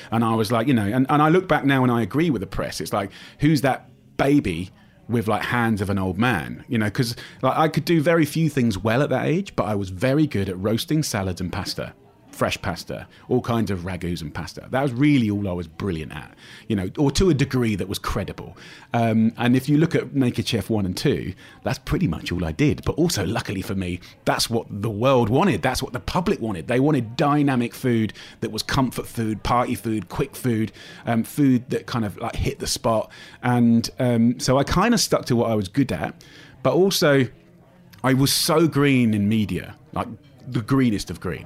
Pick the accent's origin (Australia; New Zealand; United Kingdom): United Kingdom; me being British